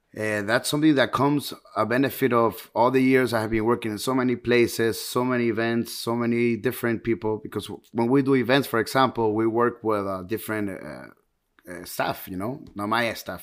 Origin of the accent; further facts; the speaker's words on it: Ecuador; moved away as an adult; also born or lived in Tampa, United States; now in Miami, United States; I was actually born here in, in, in the United States, in Miami, but I went to Ecuador when I was six years old, to Ecuador, and, and then I came back when I was eighteen.